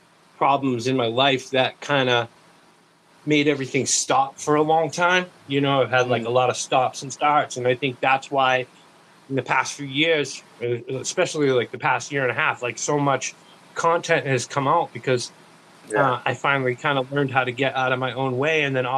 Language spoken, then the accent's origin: English; East Coast, United States; I'm from the East Coast.